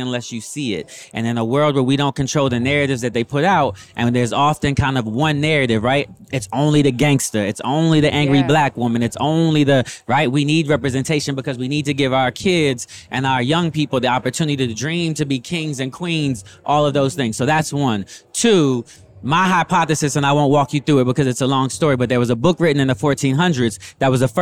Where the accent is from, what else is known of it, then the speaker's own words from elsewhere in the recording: West Coast, United States; I'm from the West Coast. So I was born on the West Coast